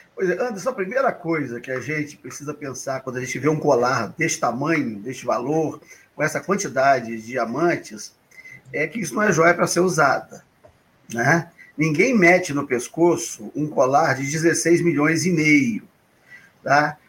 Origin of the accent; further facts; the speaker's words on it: Minas Gerais, Brazil; eu, sou mineiro, e lá em Minas Gerais